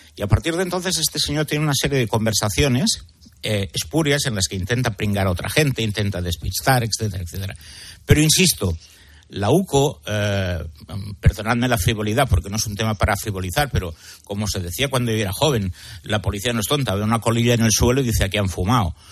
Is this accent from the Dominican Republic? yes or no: no; Catalonia, Spain; mi tierra